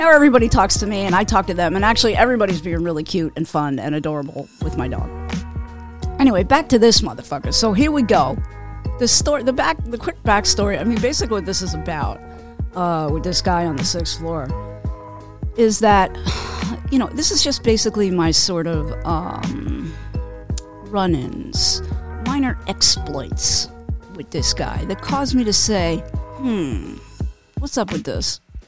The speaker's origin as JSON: {"language": "English", "town": "New York City", "region": "New York", "country": "United States", "said": "I'm from Queens originally"}